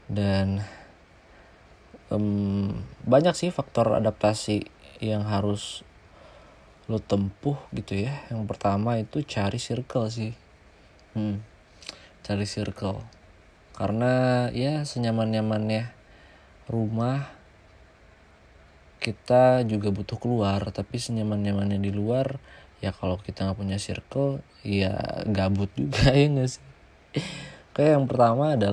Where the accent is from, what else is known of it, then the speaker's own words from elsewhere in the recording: West Java, Indonesia; ya kita di Sunda kan ya biasanya ngobrolnya halus gitu kan sopan ya